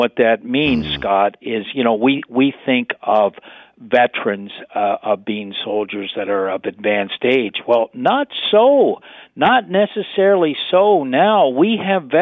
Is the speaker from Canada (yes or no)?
yes; Canada; we are united as Canadians